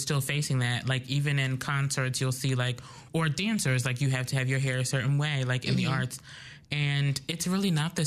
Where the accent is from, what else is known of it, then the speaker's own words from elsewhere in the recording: Pennsylvania, United States; I'm from PA